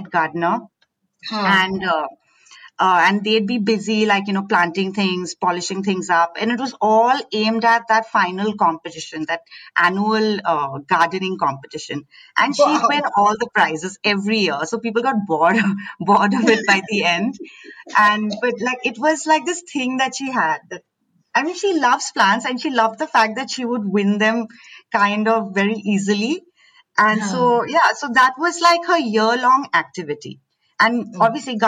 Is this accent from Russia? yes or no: no; Assam, India; moved away; also born or lived in Delhi; So I grew up in Assam. My parents worked in the tea gardens